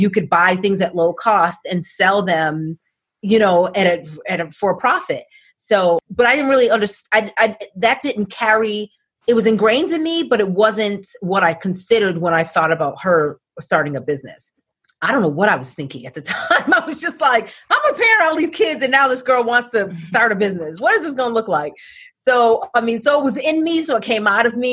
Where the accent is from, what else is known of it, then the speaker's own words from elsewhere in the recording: Boston, Massachusetts, United States; as a disc jockey growing up in Boston